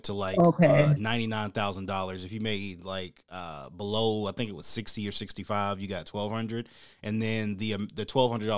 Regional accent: United States; ashamed to be American.

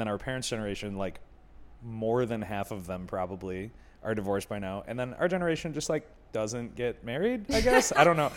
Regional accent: Buffalo, New York, United States; now in Chicago, United States; I'm from Buffalo

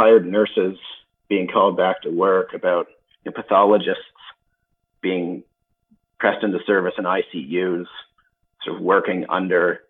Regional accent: London, Ontario, Canada; I was born in London, Ontario.

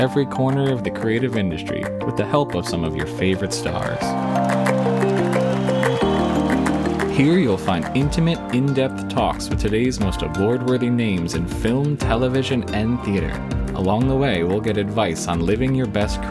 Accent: New Jersey, United States; I am cursed to sound like I was born and raised in New Jersey my entire life

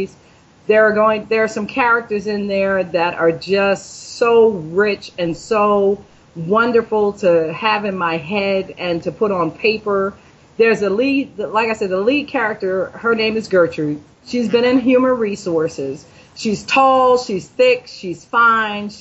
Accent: United States; we're still American

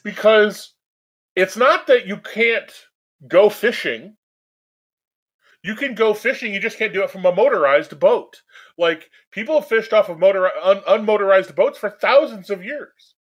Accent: United States

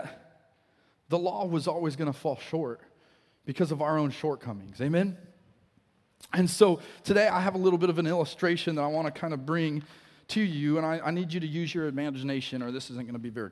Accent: Colorado, United States; now in Wichita, United States; we grew up in Colorado

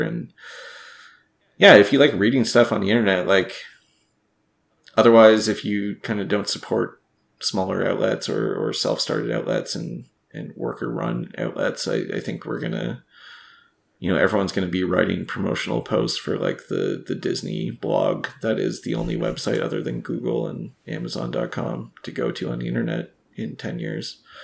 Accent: Canada; as a Canadian

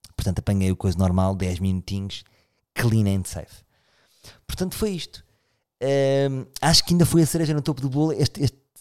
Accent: Lisbon, Portugal; eu sou de Lisboa

